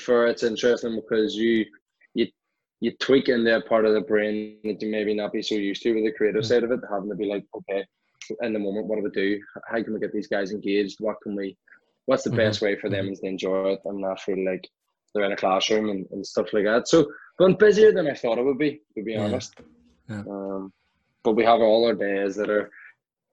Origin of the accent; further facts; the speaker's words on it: Belfast, Northern Ireland, United Kingdom; So I grew up in West Belfast, a place called Tunbrook